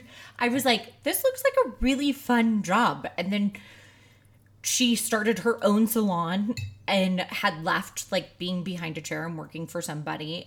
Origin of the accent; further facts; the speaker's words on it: outside of Saint Louis, Missouri, United States; I grew up outside of Saint Louis, so it was really hot and humid